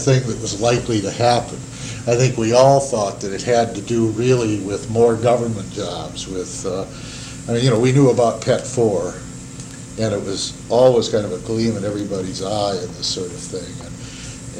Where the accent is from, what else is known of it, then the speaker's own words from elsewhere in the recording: Anchorage, Alaska, United States; I grew up in Anchorage. We came in '48